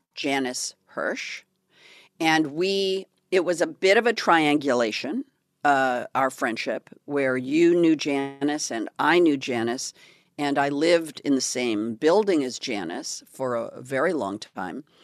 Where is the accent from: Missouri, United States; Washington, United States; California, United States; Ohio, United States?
California, United States; I'm from California